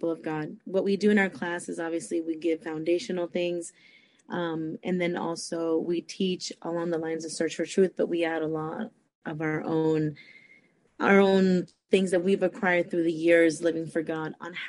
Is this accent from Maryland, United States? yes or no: no; San Francisco, California, United States; moved away as an adult; also born or lived in Costa Rica; now in Fort Myers, United States; I was born in Costa Rica, but I was raised in San Francisco, California. But I have been in Florida for many years now. Right now at the moment, I live in Fort Myers, Florida